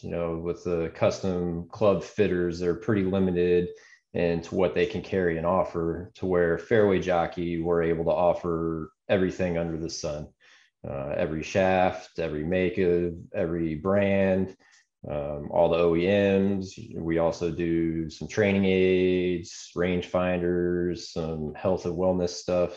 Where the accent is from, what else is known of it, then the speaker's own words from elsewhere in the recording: Atlanta, Georgia, United States; moved away; also born or lived in Arizona; I grew up out of just outside Atlanta and went to Arizona State University